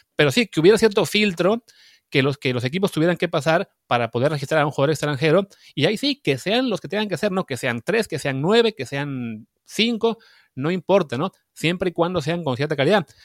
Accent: Veracruz, Mexico; yo que soy de Veracruz

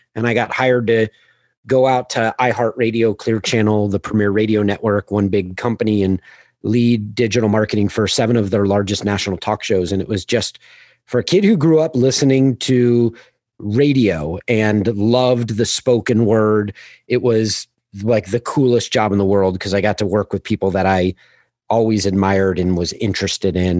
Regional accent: Manhattan Beach, California, United States; I grew up in Manhattan Beach, Hermosa Beach, Southern California, just south of L

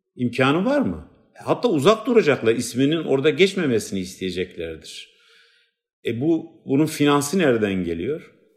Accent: Batman, Batman Province, Turkey; first language Kurdish; Turkish is a second language; moved away; ben işte Batmanlı bir Kürdüm

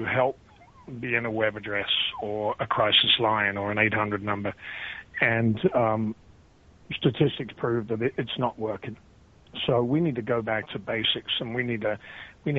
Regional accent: United Kingdom; moved away as an adult; now in United States; I'm a British veteran of 10 years

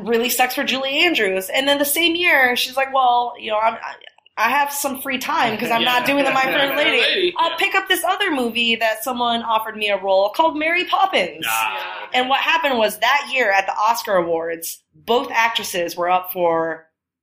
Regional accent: Taiwan; English is a second language; moved away; when I was a kid, I grew up in Taiwan

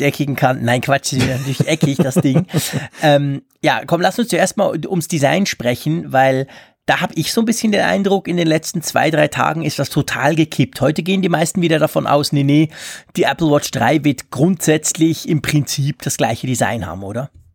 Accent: Switzerland; bei uns in der Schweiz

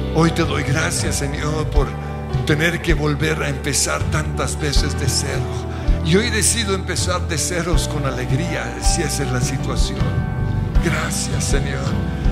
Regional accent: Colombia; como colombianos

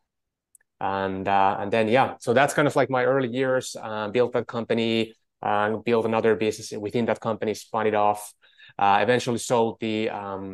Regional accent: Finland; moved away; I'm from Finland originally

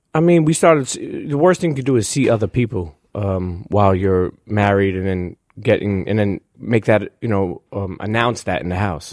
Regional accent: Brooklyn, New York, United States; I come from Brooklyn

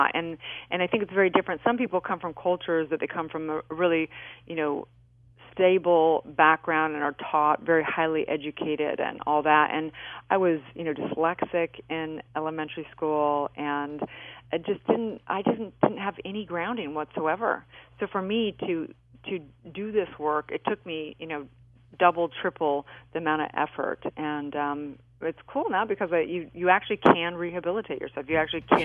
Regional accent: California, United States; I grew up in California

